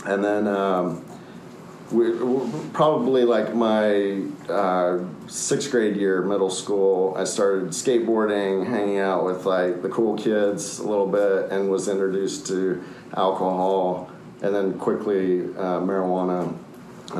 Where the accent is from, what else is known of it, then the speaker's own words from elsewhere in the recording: Austin, Texas, United States; also born or lived in Minneapolis, Minnesota; we came to Austin in 1975. And so I grew up here, spent almost my entire life here